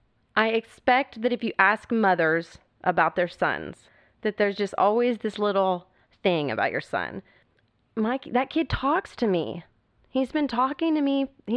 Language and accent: English; Austin, Texas, United States; We're Texas, we're Austin. Mm-hmm. Austin, Texas, the capital of Texas is Austin. We're very Texan here.